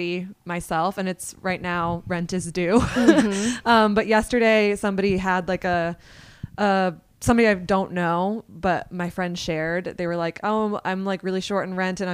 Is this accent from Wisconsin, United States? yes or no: no; Vermont, United States; now in New York, United States; I grew up in Vermont